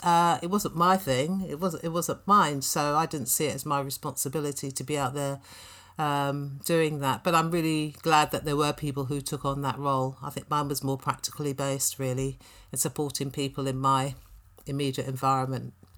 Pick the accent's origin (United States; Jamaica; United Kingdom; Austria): United Kingdom; London; I was born in Clapham, went to primary school in Brixton and Balham, uh, spent my teenage years in Tooting and Elephant and Castle